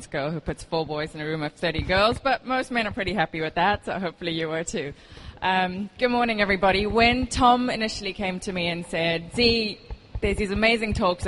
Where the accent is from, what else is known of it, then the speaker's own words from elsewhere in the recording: South Africa; moved away as an adult; now in Dubai, United Arab Emirates; I am South African. I've moved here about 4.5 years ago.